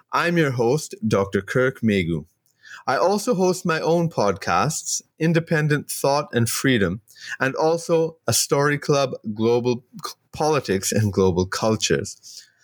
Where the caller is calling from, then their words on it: Trinidad & Tobago; I'm joining you from Trinidad